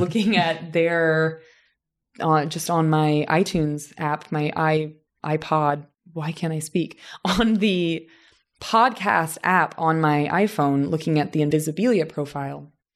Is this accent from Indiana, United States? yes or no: yes; southern Indiana, United States; moved away as an adult; now in Los Angeles, United States; my hometown in southern Indiana, which is almost like the American South